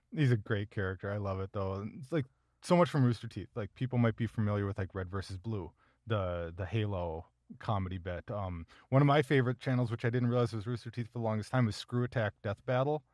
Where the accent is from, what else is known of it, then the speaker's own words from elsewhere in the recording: Minnesota, United States; as a Minnesotan